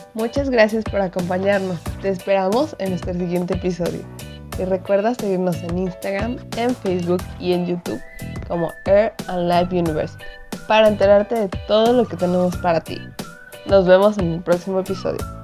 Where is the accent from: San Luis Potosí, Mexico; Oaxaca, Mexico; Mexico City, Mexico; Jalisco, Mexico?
Jalisco, Mexico; yo, yo soy de, de Jalisco y vivo en Guadalajara